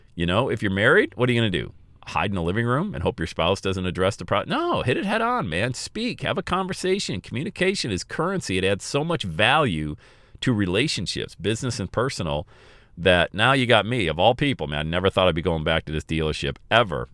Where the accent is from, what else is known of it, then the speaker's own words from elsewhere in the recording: Bradford, Pennsylvania, United States; I grew up on Elm Street in Bradford, P